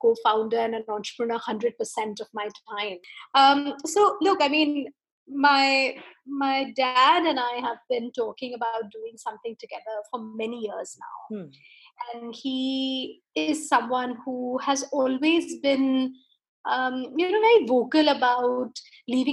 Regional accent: India; being an Indian

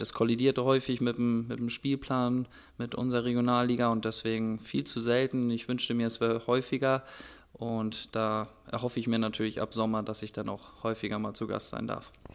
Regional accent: Hörup, Schleswig-Holstein, Germany; ich bin da ganz bescheiden aufgewachsen in Hörup

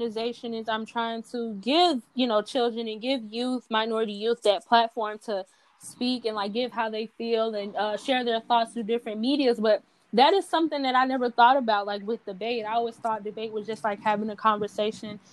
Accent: Chicago, Illinois, United States; growing up on the South Side and having parents that lived on two different sides of Chicago

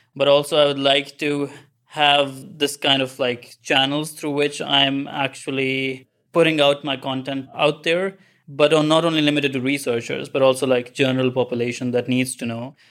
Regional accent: Pakistan; moved away as an adult; also born or lived in Kongsberg, Norway; now in Trondheim, Norway; I'm basically from Pakistan. So I moved here for my master's in Norway

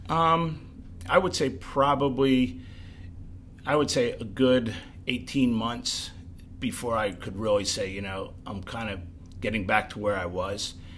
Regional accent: Pottstown, Pennsylvania, United States; I'm from the Pottstown area all my life

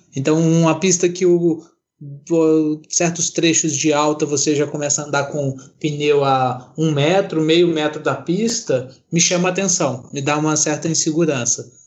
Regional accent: Minas Gerais, Brazil; Eu sou de Minas

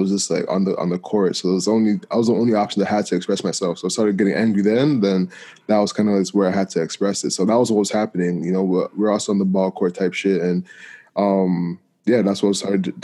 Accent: Toronto, Ontario, Canada; I grew up in Malvern, then moved to a private school like across town.

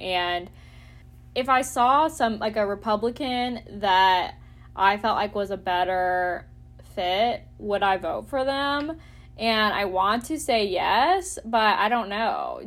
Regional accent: Conyers, Georgia, United States; I have also voted at, uh, in my hometown in Conyers

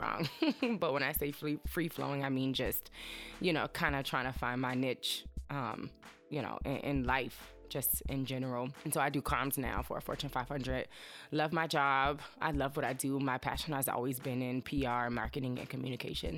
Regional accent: Chester, Virginia, United States; moved away as an adult; also born or lived in Greensboro, North Carolina / Washington, D.C.; I am from a small town in Virginia. It's called Chester

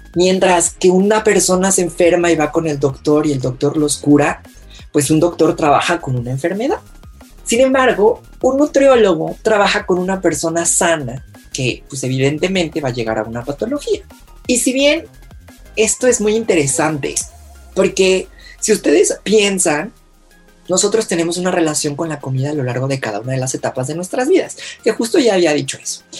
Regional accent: Mexico; todos como mexicanos mexicanos que somos

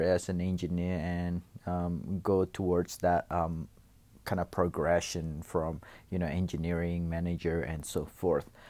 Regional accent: Indonesia; moved away as an adult; also born or lived in Los Angeles, United States; now in Perth, Australia; I was actually born in Indonesia, and then I went to L A for middle school in, uh, for about two years, um, and came back to Indonesia, um, spent the high school there before I moved to Australia.

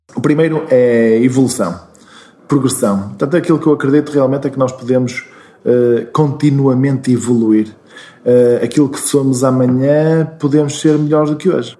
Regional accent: Braga, Norte, Portugal; also born or lived in Porto; eu nasci em Braga, nasci no centro, mesmo no hospital que agora é um hotel, um, ehm, e uh, vivi sempre em Braga até à universidade

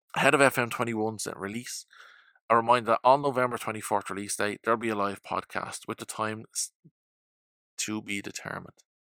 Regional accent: Ireland; as an Irishman

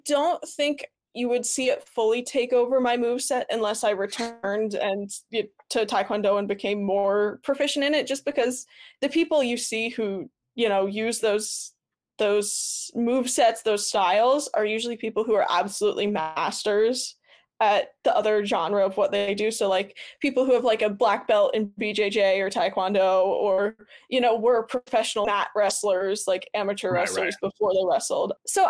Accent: New Jersey, United States; Like I came from New Jersey.

